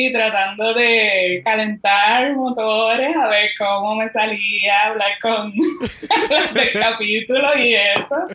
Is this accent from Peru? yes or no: no; Puerto Rico; Pero pues, somos boricua. Somos boricua.